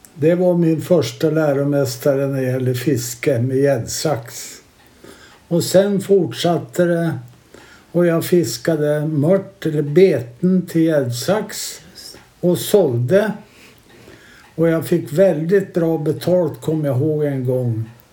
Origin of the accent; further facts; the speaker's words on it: Herräng, Stockholm County, Sweden; jag är uppväxt här nere vid Blåkan. Och jag är född 1940